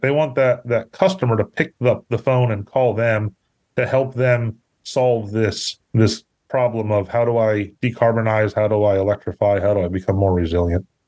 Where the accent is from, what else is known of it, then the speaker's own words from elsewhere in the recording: Pennsylvania, United States; moved away as an adult; also born or lived in Syracuse, New York; now in Houston, United States; I grew up up north in Pennsylvania. Live in Houston, Texas today.